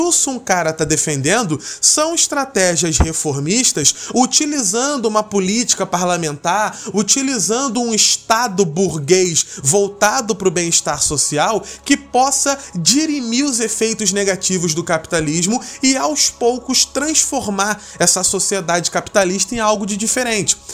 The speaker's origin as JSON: {"language": "Portuguese", "country": "Brazil", "said": "enquanto brasileiro e alguém que estuda na área"}